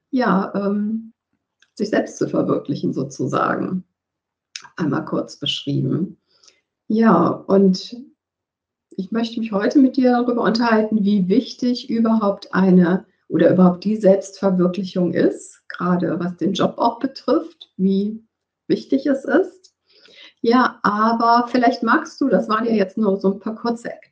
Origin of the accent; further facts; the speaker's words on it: Cologne, North Rhine-Westphalia, Germany; moved away; also born or lived in northern Germany; dass du in Köln lebst, weil Köln ja meine Geburtsstadt ist, auch wenn ich jetzt im Norden gelandet bin.